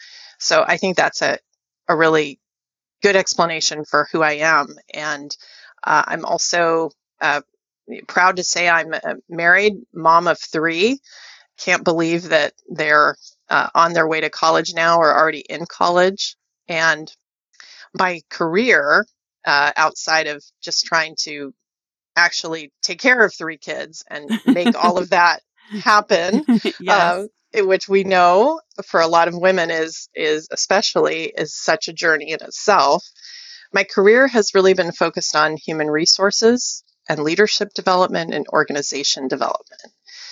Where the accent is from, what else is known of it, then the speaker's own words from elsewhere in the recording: Wichita, Kansas, United States; born there; now in Silicon Valley, United States; I was born in Wichita, Kansas. So I'm about as middle America by origin as one can get.